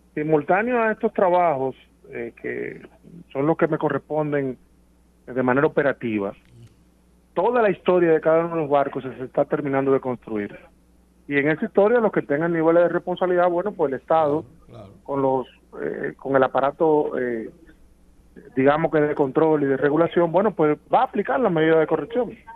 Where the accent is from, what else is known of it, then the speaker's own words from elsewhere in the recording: Santo Domingo, Distrito Nacional, Dominican Republic; yo soy dominicano y capitaleño